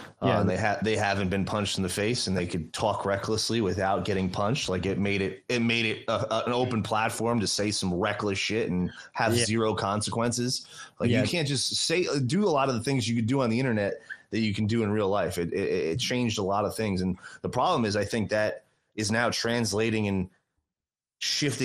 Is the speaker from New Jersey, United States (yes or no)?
yes; New Jersey, United States; I grew up 20 minutes from Manhattan